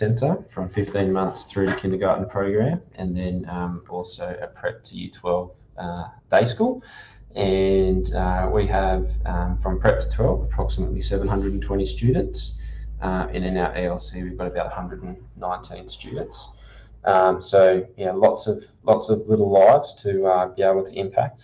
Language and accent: English; Canberra, Australian Capital Territory, Australia; also born or lived in Sydney; now in Bundaberg, Australia; I was born in Sydney, and after 6 months, my parents decided to move down to Canberra.